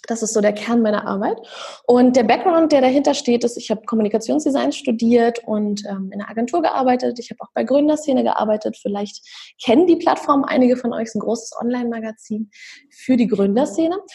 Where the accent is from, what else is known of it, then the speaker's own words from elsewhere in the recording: Berlin, Germany; ich bin aus Berlin.